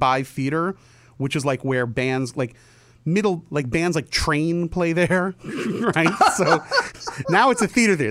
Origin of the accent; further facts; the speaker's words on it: New Jersey, United States; I grew up in New Jersey